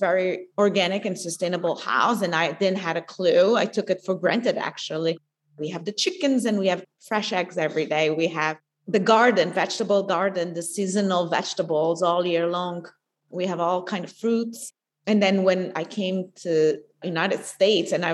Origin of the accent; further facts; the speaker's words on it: São Miguel, Azores, Portugal; moved away as an adult; now in Pittsburgh, United States; I was born and raised in the Azores